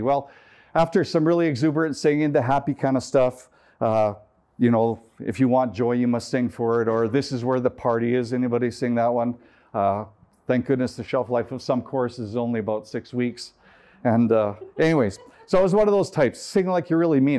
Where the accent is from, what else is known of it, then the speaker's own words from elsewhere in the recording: Canada; I'm from Canada